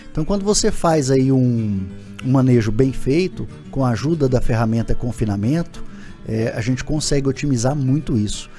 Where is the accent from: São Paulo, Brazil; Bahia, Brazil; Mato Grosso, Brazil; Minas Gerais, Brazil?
Mato Grosso, Brazil; Jauru; eu sou eu sou de Jauru, natural de Jauru, nasci em 1978